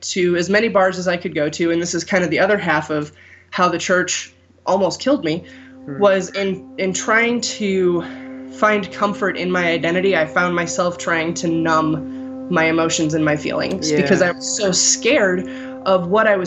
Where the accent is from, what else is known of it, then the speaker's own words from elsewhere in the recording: St. Louis, Missouri, United States; growing up in St. Louis